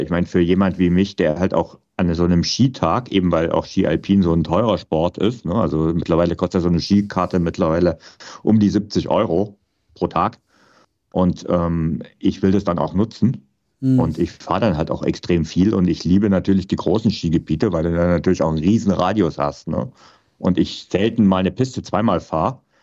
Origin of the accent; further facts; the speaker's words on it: Vogtland, Saxony, Germany; ich bin ja im Vogtland aufgewachsen, also auch noch zu DDR-Zeiten